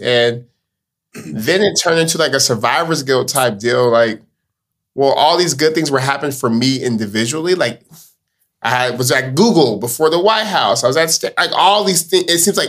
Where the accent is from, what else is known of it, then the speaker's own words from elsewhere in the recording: Stockton, California, United States; Born and raised in Stockton.